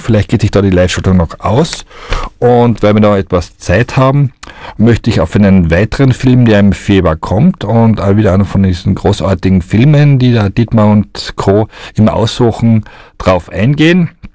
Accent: Austria; bei uns in Österreich

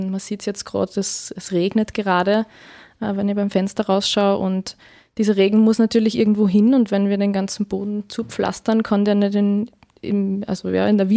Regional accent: Freistadt, Upper Austria, Austria; born there; now in Linz, Austria; ich bin 26 Jahre alt, bin gebürtige Freistädterin, lebe aber jetzt schon seit einigen Jahren in Linz, studiumsbedingt

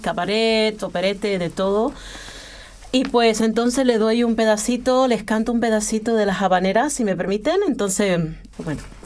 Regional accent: Colombia; now in Vienna, Austria; soy colombiana

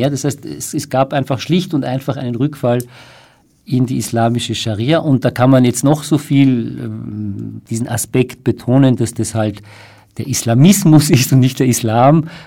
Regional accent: Iran; Ich komme ja aus dem Iran und Daher ähm, habe ich leider äh, sehr viel Einblick in dem, was dort passiert.

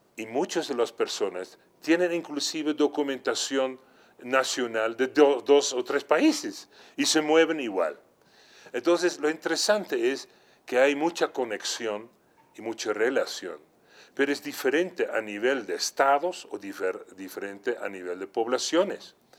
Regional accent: Netherlands; moved away; en mi país de origen, Holanda, donde nací en un área urbano-rural cercano

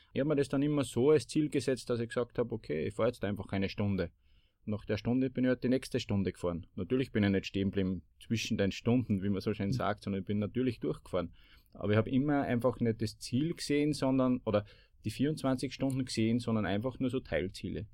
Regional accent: Bad Ischl, Upper Austria, Austria; ich komme aus Bad Ischl und im Zentrum des Salzkammerguts

